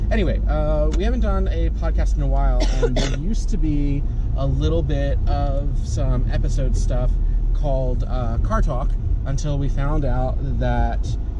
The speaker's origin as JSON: {"language": "English", "region": "Maryland", "country": "United States", "tie": "born there", "said": "A lot of you know that, or some of you know that I was born in Maryland, and I had, two totally different life experiences, one in Maryland and then one, after I moved in with my grandparents."}